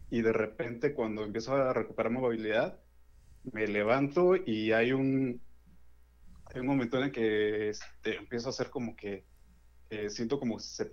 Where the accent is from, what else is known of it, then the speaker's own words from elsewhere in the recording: Puebla, Mexico; De Puebla.